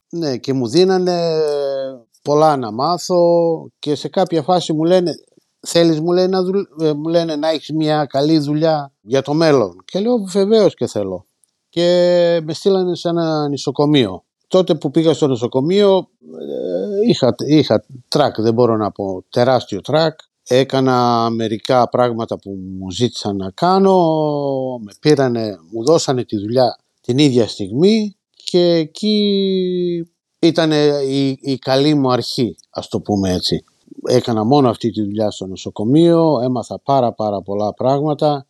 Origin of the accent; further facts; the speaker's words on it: Margariti, Epirus, Greece; moved away as an adult; now in Northampton, United Kingdom; Ήρθα από Μαργαρίτη πρωτίας κατευθείαν Ορθάμπτον